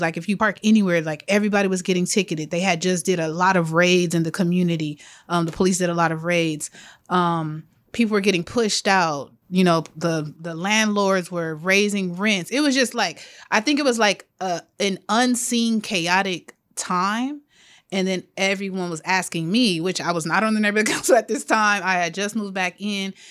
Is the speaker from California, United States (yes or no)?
yes; Los Angeles, California, United States; I grew up in South L A, born and raised.